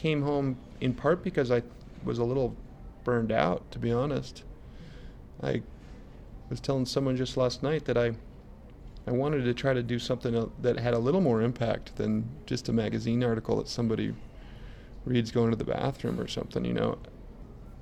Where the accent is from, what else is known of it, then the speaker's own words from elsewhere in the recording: Colorado, United States; I grew up in Colorado in a ski town